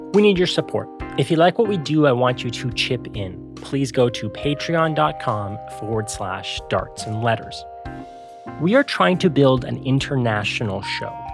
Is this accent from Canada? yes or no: yes; Canada; we are Canadian, but even here in Canada